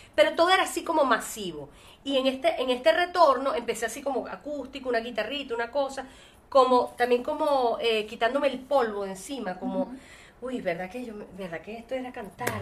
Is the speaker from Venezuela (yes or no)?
yes; Venezuela; moved away as an adult; el único lugar que podría decir que soy es de Venezuela